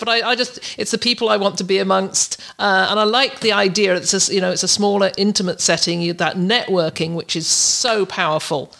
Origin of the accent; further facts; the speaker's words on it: Canada; I've nearly overstayed my welcome in the U S as a, as a Canadian, only allowed a certain amount of days in the U S